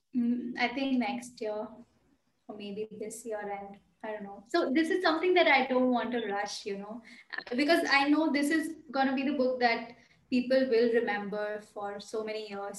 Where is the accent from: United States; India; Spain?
India; Bhopal, Madhya Pradesh; moved away as an adult; also born or lived in Bangalore; stay in Bhopal